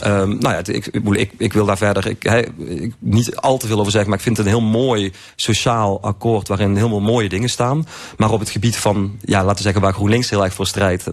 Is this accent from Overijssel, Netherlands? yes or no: no; Limburg, Netherlands; ik als Limburger